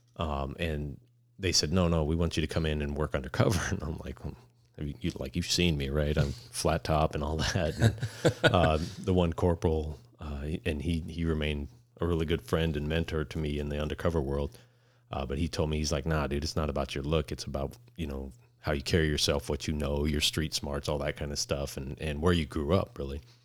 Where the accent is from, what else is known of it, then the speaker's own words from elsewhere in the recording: Phoenix, Arizona, United States; also born or lived in Queen Creek, Arizona; I grew up in South Phoenix